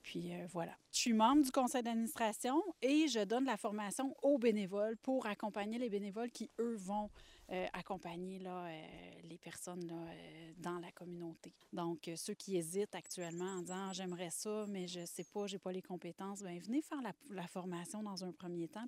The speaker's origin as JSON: {"language": "French", "area": "Laurentides", "region": "Quebec", "country": "Canada", "tie": "born or raised there", "said": "je suis des Laurentides depuis que je suis toute petite"}